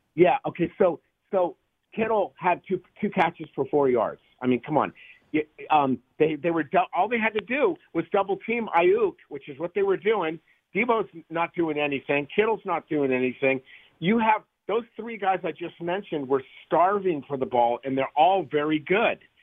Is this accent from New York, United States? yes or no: no; San Francisco, California, United States; born and raised in San Francisco.